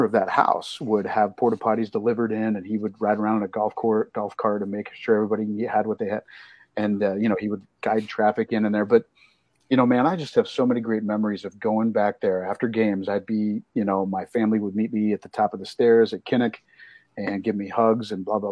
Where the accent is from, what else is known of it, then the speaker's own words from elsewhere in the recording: Ankeny, Iowa, United States; moved away; my hometown in Ankeny.